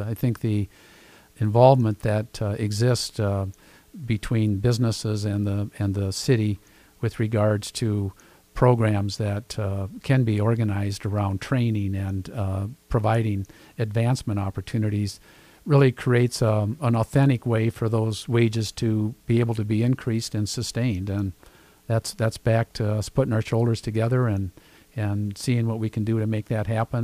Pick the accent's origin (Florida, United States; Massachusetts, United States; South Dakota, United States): South Dakota, United States; Sioux Falls; I'm a Sioux Falls kid. I was born and raised here.